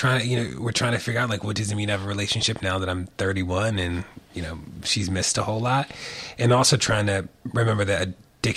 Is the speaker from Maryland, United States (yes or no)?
yes; Baltimore, Maryland, United States; Born and raised in Baltimore, like from Baltimore